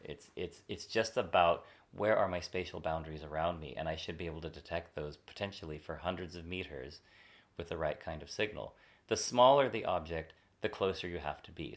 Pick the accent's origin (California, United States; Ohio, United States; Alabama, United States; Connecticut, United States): California, United States; I'm from California